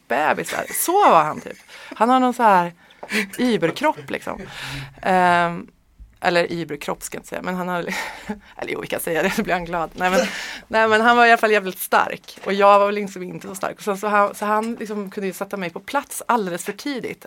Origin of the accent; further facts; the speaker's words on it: Sweden; also born or lived in Örebro / Strömstad / Hammarö, Värmland; now in Stockholm, Sweden; Jag är född i Örebro faktiskt. Men ja. jag är verkligen inte uppväxt där. Jag, vet det, jag är uppväxt i Strömstad på västkusten och i, på Hammarö utanför Karlstad.